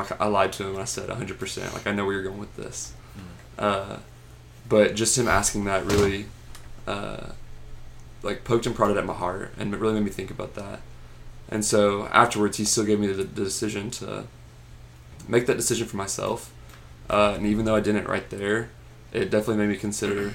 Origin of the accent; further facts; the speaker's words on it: Graham, Texas, United States; I'm from Graham, Texas, which is a super small town. And so I grew up with the same group of friends all throughout elementary school, all the way to high school.